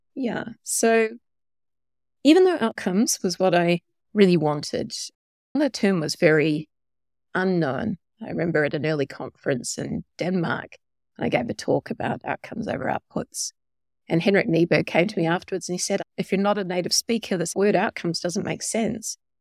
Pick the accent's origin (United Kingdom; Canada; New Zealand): New Zealand; moved away; also born or lived in Australia / Silicon Valley; I'm a Kiwi by birth